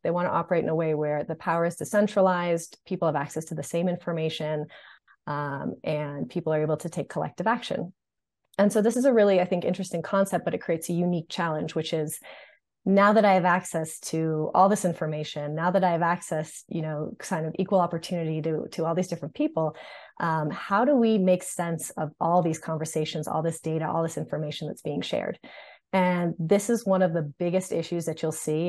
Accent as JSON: {"language": "English", "town": "Marblehead", "region": "Massachusetts", "country": "United States", "also_born_or_lived": "Los Angeles / New York", "moved": "as an adult", "said": "I'm originally from Marblehead, Massachusetts, which is a tiny town north of Boston"}